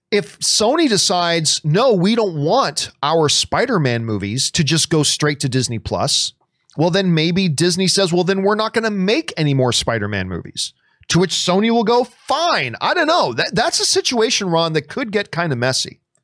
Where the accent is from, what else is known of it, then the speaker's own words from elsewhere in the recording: Canada; moved away; I'm very, very proud of my Italian heritage, and I very much enjoy this country that I live in right now